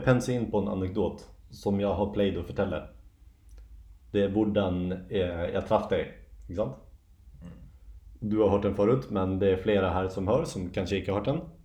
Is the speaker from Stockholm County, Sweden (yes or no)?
yes; Järna, Stockholm County, Sweden; jag är från Järna mm. utanför Stockholm